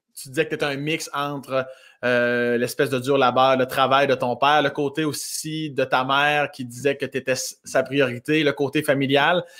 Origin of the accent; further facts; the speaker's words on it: Laurier-Station, Quebec, Canada; also born or lived in Joly; Je suis natif de Laurier Station, mais j'étais chez ma mère, moi, un village qui s'appelle Jolie, à 10 minutes de Laurier Station.